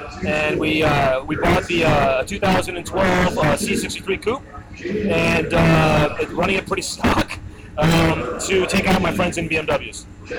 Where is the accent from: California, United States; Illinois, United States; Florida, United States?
California, United States; Laguna Beach; I'm from Laguna Beach.